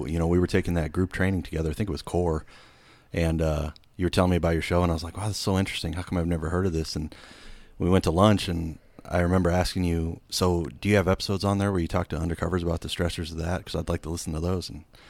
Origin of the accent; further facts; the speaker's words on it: Erie, Pennsylvania, United States; Yeah, I grew up in Erie, Pennsylvania, and my neighborhood was called Little Italy, and it was a bunch of, you know, either first, second, third, fourth generation Italian immigrants